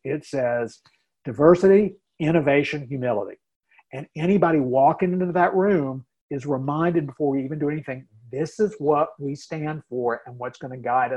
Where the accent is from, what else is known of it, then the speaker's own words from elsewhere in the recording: North Carolina, United States; moved away as an adult; now in Minnesota, United States; I grew up in North Carolina